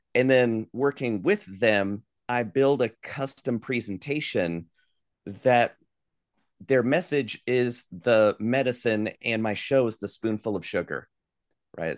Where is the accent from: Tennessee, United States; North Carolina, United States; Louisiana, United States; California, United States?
North Carolina, United States; Asheville; I grew up here in Asheville, North Carolina, before going off on the road for twenty years and moving back where I live now.